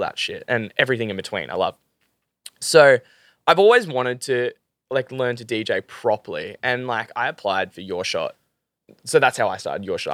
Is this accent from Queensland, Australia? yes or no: yes; Gold Coast, Queensland, Australia; I'm from the Gold Coast